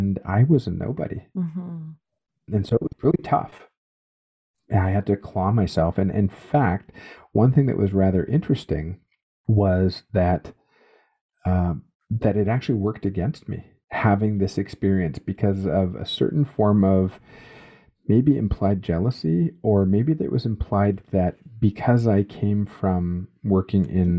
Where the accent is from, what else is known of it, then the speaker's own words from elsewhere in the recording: Canada; a Canadian, born and raised in Canada, educated in Canada